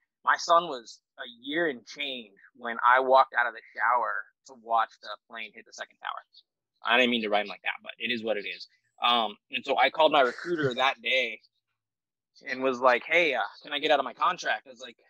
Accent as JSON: {"language": "English", "region": "Southern California", "country": "United States", "tie": "born or raised there", "moved": "as an adult", "said": "I'm born and raised in Southern California, so like we don't have fall the way like the Midwest and the Mid-Atlantic has fall."}